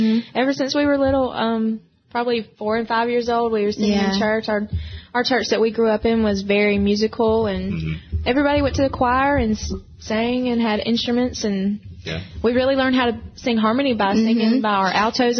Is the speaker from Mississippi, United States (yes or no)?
yes; Waynesboro, Mississippi, United States; moved away as an adult; now in Nashville, United States; we grew up in South Mississippi. And love it down there. All of our family's down there.